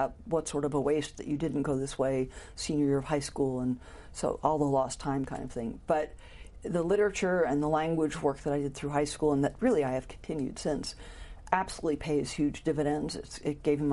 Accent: Paterson, New Jersey, United States; moved away; also born or lived in Norway / Santa Cruz, California / Houston, Texas / Washington, D.C.; I was born in Paterson, New Jersey, the northeast corner of New Jersey

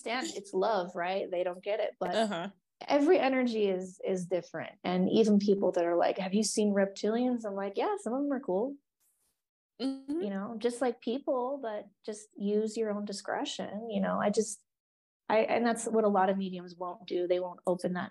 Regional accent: Oregon, United States; moved away; I'm from Oregon

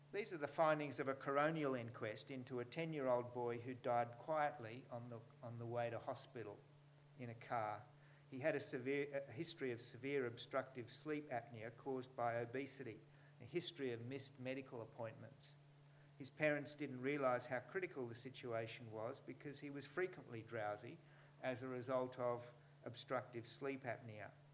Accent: New South Wales, Australia; in New South Wales, you know, my home state

